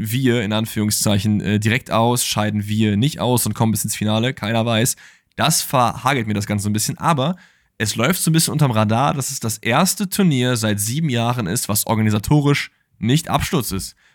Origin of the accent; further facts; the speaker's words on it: Cologne, North Rhine-Westphalia, Germany; Ja, auch wenn man das jetzt als Kölner natürlich nicht so äh, lange in den Mund nehmen sollte.